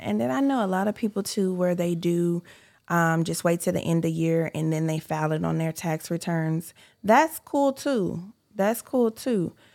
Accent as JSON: {"language": "English", "region": "California", "country": "United States", "moved": "as an adult", "said": "I'm from California. I'm originally from California"}